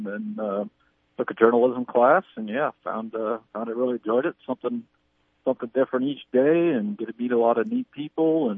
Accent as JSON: {"language": "English", "town": "York", "region": "Nebraska", "country": "United States", "moved": "yes", "lives_now": "Lincoln, United States", "said": "I'm from York, which I think is pretty close to where you grew up"}